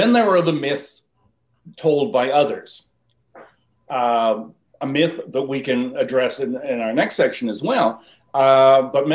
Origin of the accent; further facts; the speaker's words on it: Vancouver, British Columbia, Canada; accent: South Vancouver; Pardon my South Vancouver accent there.